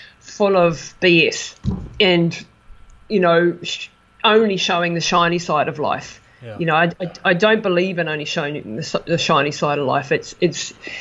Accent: New Zealand; moved away as an adult; It was an amazing experience for me to be supported by my hometown after being away for so long

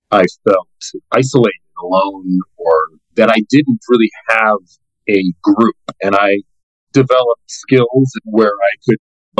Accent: Boston, Massachusetts, United States; moved away; I was born in the Boston area, actually born in Boston and grew up in the Boston area in the early 70s.

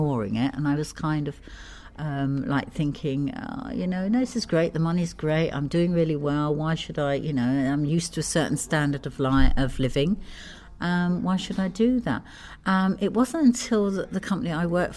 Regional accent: London, United Kingdom; moved away as an adult; also born or lived in Geneva / Montreal / America; now in Ibiza, Spain; I'm a Londoner born and bred

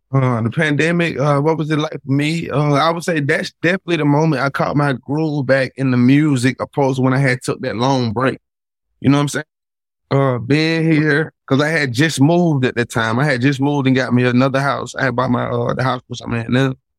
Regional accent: Atlanta, Georgia, United States; I'm from Atlanta.

